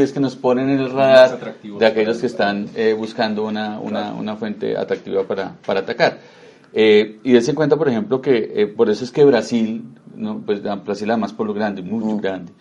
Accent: Colombia; nos debe tener muy orgullosos como colombianos

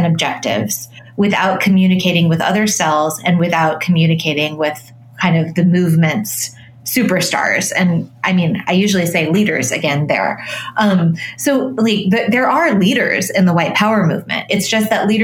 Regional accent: Colorado, United States; I grew up in Colorado

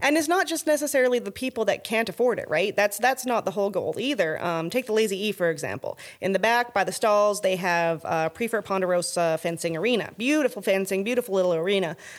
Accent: Alberta, Canada; now in Texas, United States; I'm from Alberta

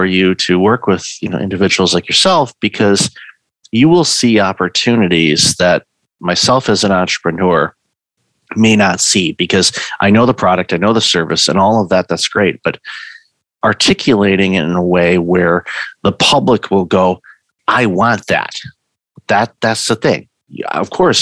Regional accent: Detroit, Michigan, United States; moved away; I'm originally from Detroit.

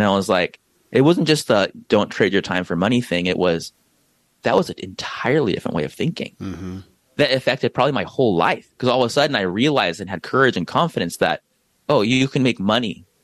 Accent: San Diego, California, United States; I'm from San Diego.

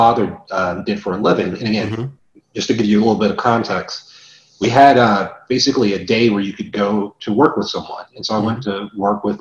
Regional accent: Charlotte, North Carolina, United States; also born or lived in West Germany; I grew up in Charlotte, North Carolina, attended grade school and ultimately graduated from high school there.

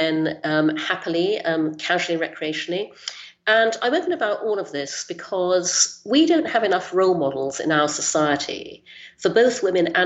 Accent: Brunei; also born or lived in United Kingdom; I was born in the UK, but when I was six, we moved to Brunei in Borneo, so I grew up there in Asia.

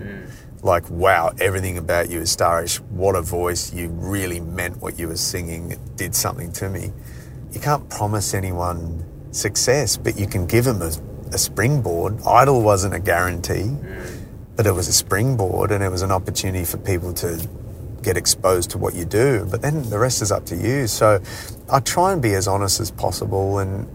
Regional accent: Adelaide, South Australia, Australia; I grew up in Adelaide

